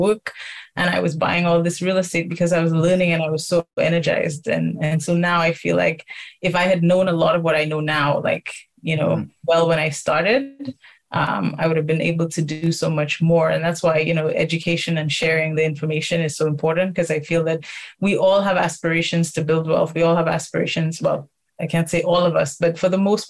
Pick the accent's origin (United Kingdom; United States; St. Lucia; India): St. Lucia; now in Toronto, Canada; I'm originally from St. Lucia, Canadian St. Lucian.